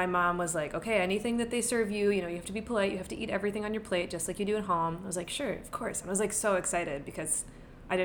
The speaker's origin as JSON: {"language": "English", "town": "Somerset", "region": "Pennsylvania", "country": "United States", "tie": "born or raised there", "moved": "yes", "lives_now": "New York City, United States", "said": "I grew up in Somerset, Pennsylvania, which is in pretty rural western Pennsylvania"}